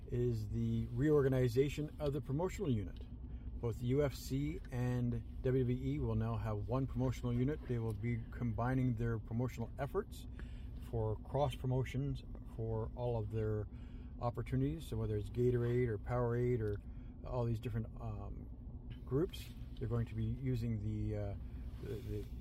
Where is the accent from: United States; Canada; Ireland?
Canada; Cana- being Canadian proud, we are certainly happy that.